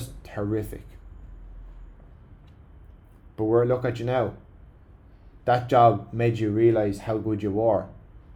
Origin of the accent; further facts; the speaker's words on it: Ireland; As Irish people